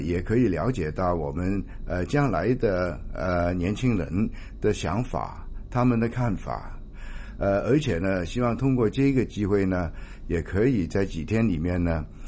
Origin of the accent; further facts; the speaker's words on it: Hong Kong; 香港当然是我们的家